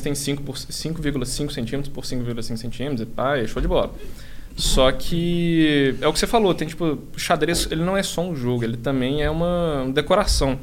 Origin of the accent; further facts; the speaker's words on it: Belo Horizonte, Minas Gerais, Brazil; moved away as an adult; now in São Paulo, Brazil; Eu sou de BH, mudei para cá tem uns três anos